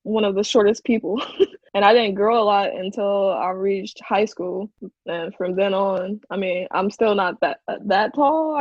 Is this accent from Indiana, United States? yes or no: yes; Gary, Indiana, United States; growing up in Gary